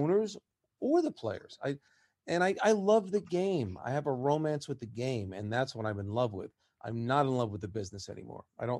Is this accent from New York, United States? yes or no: yes; New York, United States; growing up in New York